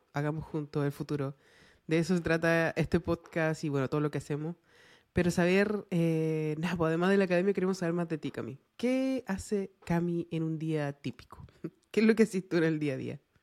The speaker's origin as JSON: {"language": "Spanish", "country": "Chile", "said": "nosotros como chilenos"}